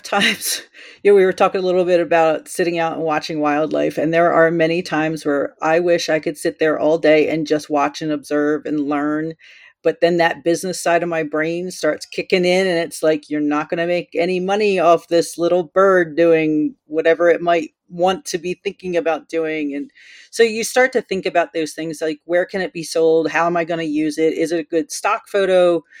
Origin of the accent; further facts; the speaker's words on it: East Coast, United States; now in Colorado, United States; I grew up out in the East Coast. I did a lot of, as I could, you know, got my driver's license, I would go into the city and photograph some of the buildings over there. But once I moved out to Colorado